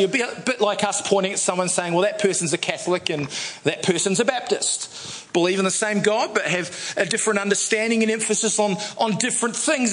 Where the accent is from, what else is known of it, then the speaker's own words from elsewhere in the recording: New Zealand; I'm a New Zealander